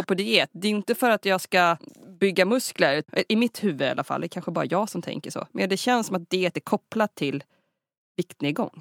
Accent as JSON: {"language": "Swedish", "country": "Sweden", "said": "vi svenskar"}